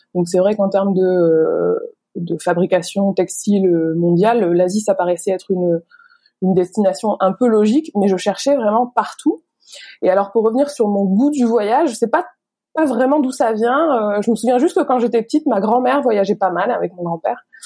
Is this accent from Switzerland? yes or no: no; the Nord, near Lille, Hauts-de-France, France; moved away as an adult; also born or lived in China; now in Vietnam; dans le Nord, je viens du Nord, de pourquoi à côté de Lille